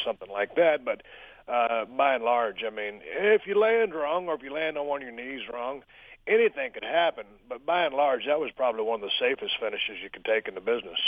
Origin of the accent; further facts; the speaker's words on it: South Texas, United States; when I was growing up in South Texas